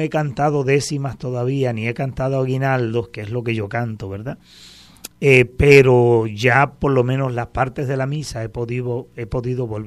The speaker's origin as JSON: {"language": "Spanish", "town": "Aguada", "country": "Puerto Rico", "tie": "born or raised there", "also_born_or_lived": "Cruces", "said": "yo soy un jíbaro de Aguada, he nacido en el barrio Cruces, de una familia de 15 hermanos, católicos prácticos de toda la vida, desde nacimiento."}